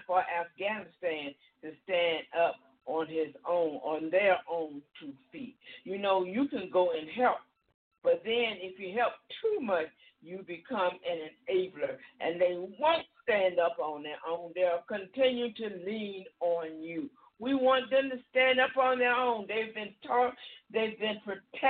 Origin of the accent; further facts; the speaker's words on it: United States; being an American, because this is where I was born